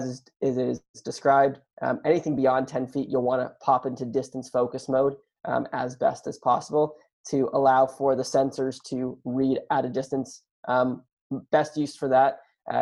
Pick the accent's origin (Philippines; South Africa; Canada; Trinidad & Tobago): Canada; I am Canadian